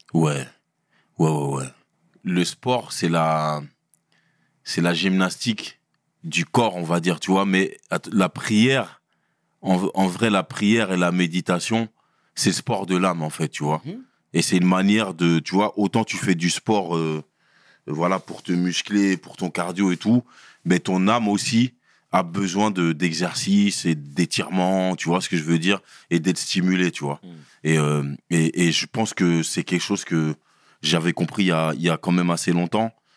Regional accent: Brussels, Brussels-Capital Region, Belgium; also born or lived in Sarcelles; je viens de Bruxelles. J'ai grandi à Bruxelles, j'ai fait mes classes là-bas

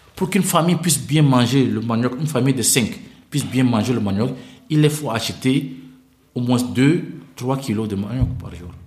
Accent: Central African Republic; chez nous en RCA

